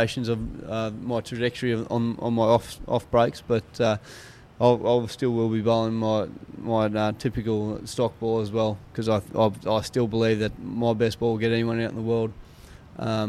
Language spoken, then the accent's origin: English; Australia; as Australian